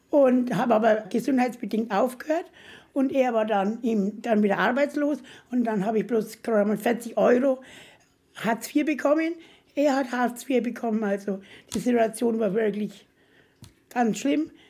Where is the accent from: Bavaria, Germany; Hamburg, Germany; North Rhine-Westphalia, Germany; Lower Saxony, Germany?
Bavaria, Germany; moved away as an adult; ich komme ja aus Oberfranken und da war ich dann im Kometenmarkt und Edeka-Markt und bin vor knappe zehn Jahren dahergezogen.